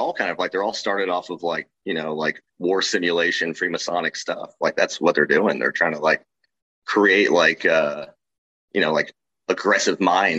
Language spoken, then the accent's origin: English; Kansas City, United States; I grew up in Kansas City